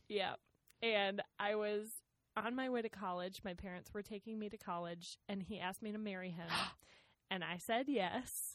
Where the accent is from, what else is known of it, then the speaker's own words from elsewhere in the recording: Rochester, Minnesota, United States; moved away; I grew up in Rochester, Minnesota, just like southeast Minnesota.